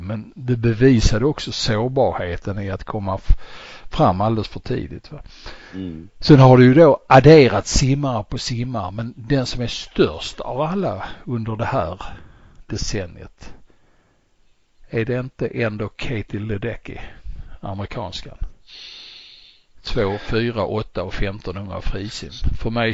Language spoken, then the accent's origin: Swedish; Sweden; för vår del som svenskar